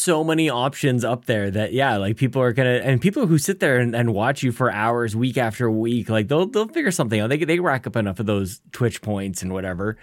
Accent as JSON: {"language": "English", "country": "Canada", "said": "being Canadian"}